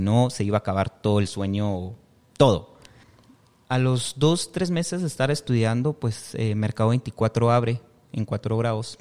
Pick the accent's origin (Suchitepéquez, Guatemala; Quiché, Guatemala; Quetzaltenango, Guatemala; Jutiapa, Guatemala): Quiché, Guatemala; San Pedro Jocopilas; moved away as an adult; now in Guatemala City, Guatemala; yo soy del departamento de Quiché, de San Pedro Jocopilas. Es el segundo municipio